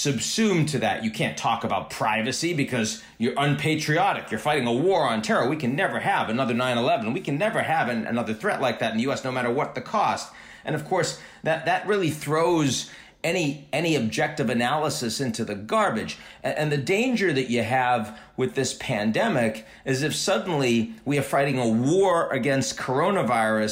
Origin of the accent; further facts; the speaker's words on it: United States; since I'm an American